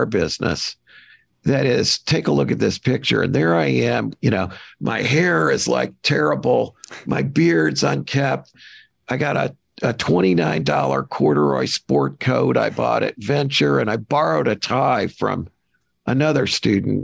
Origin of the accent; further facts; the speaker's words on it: Kirkwood, Missouri, United States; I grew up in Kirkwood, Missouri, which is a St. Louis bedroom community.